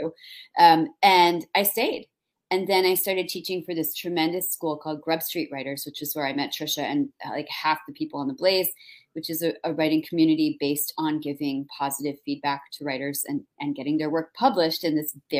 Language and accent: English; New Jersey, United States; also born or lived in New York / Minnesota; now in Boston, United States; So I grew up in New Jersey. Don't hold it against me. I was born in New York, like grew up in Jersey.